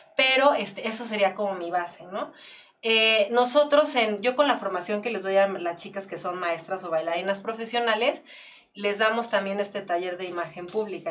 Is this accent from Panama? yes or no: no; Mexico; Somos mexicanos